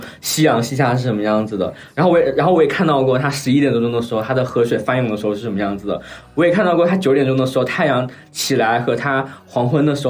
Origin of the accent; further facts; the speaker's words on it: Wuhan, Hubei, China; also born or lived in Hangzhou; now in Chengdu, China; 我是武汉的。